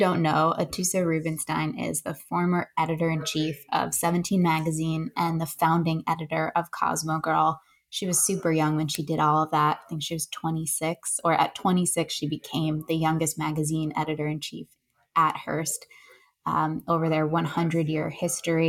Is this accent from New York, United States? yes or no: yes; upstate New York, United States; I was born in New York City, but we moved to upstate New York when I was about five